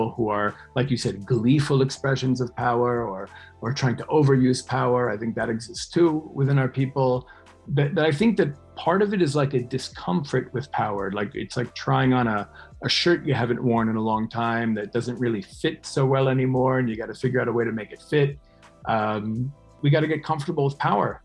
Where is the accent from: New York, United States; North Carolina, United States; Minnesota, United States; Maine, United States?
New York, United States; moved away; also born or lived in West Bank; growing up in New York